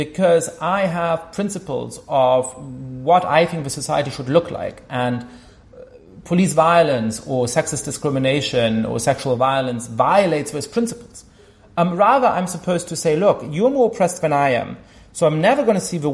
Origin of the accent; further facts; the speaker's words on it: Germany; I grew up Jewish in Germany